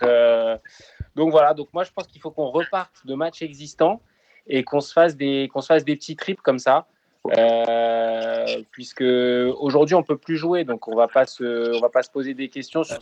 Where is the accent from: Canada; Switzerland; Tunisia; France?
France; En tant que Français